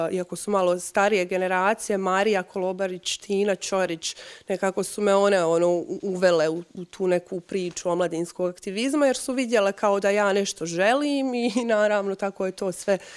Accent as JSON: {"language": "Croatian", "town": "Kupres", "region": "Federation of Bosnia and Herzegovina", "country": "Bosnia & Herzegovina", "also_born_or_lived": "Osijek / Mostar", "said": "sam porijeklom iz Kupresa"}